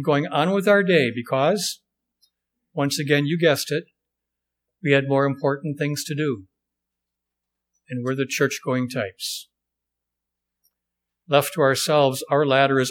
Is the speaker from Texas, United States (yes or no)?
no; Wisconsin, United States; I'm from Wisconsin